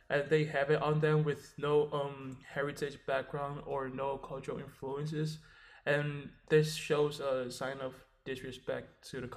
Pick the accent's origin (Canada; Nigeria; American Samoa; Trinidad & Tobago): American Samoa; I'm from American Samoa